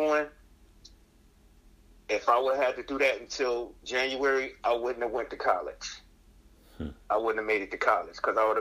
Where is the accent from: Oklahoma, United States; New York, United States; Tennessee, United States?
New York, United States; Buffalo; now in Rochester, United States; I grew up in the inner city of Buffalo, New York, attended public schools, throughout my entire educational process from, elementary to high school